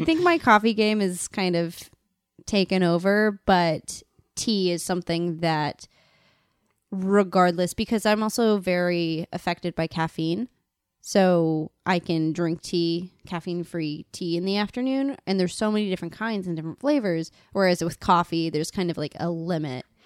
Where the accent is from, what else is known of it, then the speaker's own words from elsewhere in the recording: Colorado, United States; now in New York City, United States; I'm originally from Colorado